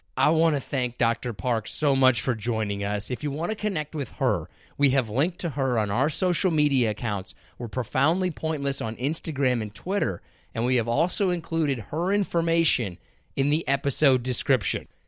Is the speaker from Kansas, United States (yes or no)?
yes; Kansas, United States; I'm from Kansas